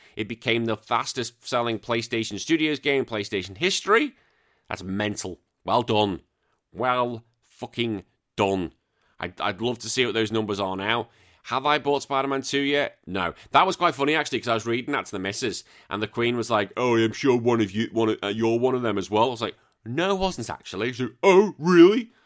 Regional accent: United Kingdom; now in Central Coast, Australia; as a Brit, I know I'm now dual, but as a Brit

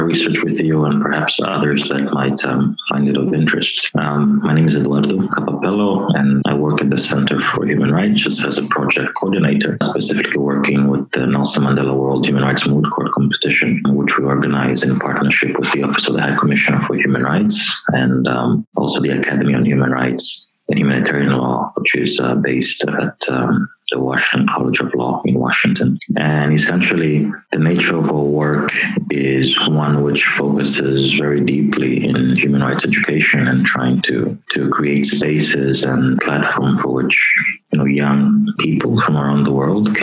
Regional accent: Angola; I come from Angola, and I understand the realities of Angola.

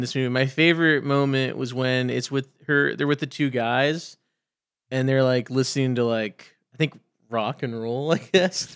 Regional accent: Dallas, Texas, United States

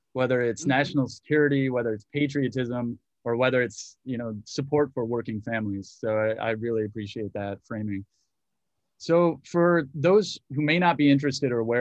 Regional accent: Muskegon, Michigan, United States; moved away; also born or lived in Cleveland, Ohio / Chicago, Illinois / Washington, D.C.; I was born in Cleveland, and I grew up in Michigan, in Muskegon on the western side of the state.

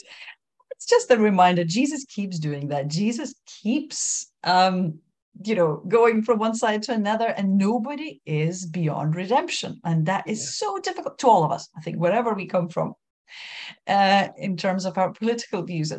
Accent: Lithuania; first language Lithuanian; English is a second language; my first language, Lithuanian

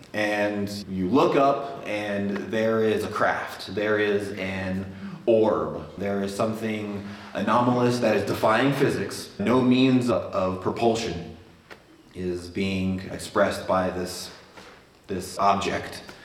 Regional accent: Albuquerque, New Mexico, United States; I was raised here in Albuquerque

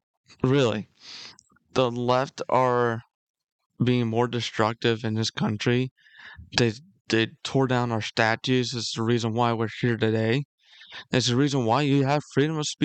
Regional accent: United States; as a patriot and as an American.

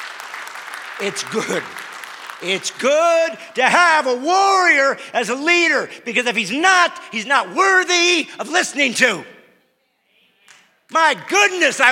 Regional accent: Bremen, Indiana, United States; moved away; I was born in Bremen, Indiana, a tiny little two-stoplight town.

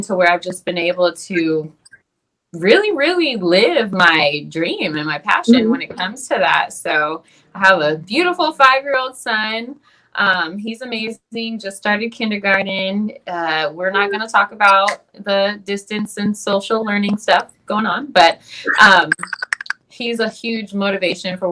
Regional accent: San Antonio, Texas, United States; moved away as an adult; also born or lived in Mississippi; now in San Diego, United States; I'm from San Antonio, so where I'm from is like a nice melting pot

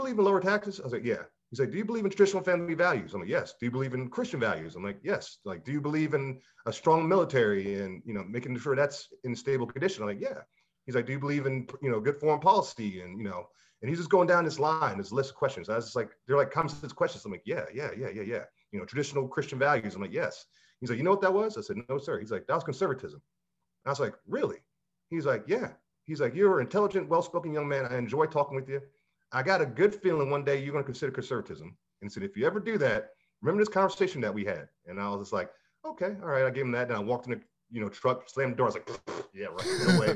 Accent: Maryland, United States; moved away as an adult; also born or lived in Georgia; being from the North, grew up in Maryland for most of my life because we grew up near Fort Meade, Maryland is where I grew up. So I went down to Georgia in my mid-20s.

